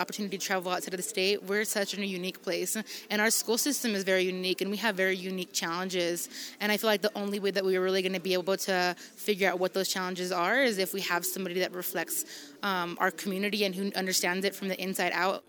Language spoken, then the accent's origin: English; New Mexico, United States; somebody that has been born and raised in New Mexico